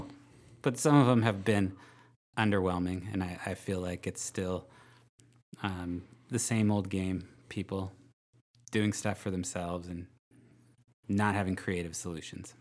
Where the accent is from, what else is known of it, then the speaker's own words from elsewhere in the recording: Vacaville, California, United States; also born or lived in Albuquerque; I'm from Vacaville